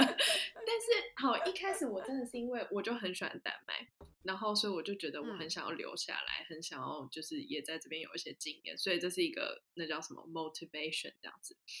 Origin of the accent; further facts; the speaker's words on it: Taiwan; moved away as an adult; now in Denmark; 我是唯一一个台湾人